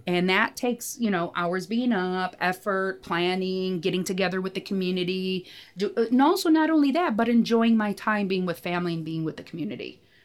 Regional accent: United States; I grew up in the States

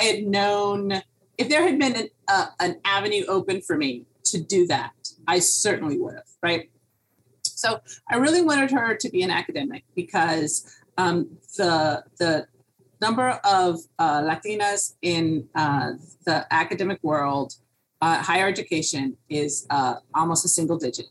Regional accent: Miami Beach, Florida, United States; here in Miami. I grew up on Miami Beach

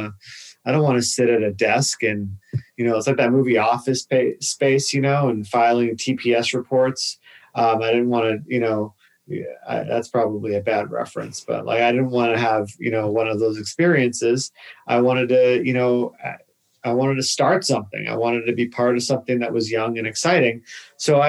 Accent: Boston, Massachusetts, United States; moved away; I grew up in Massachusetts. I'm from Boston, Massachusetts

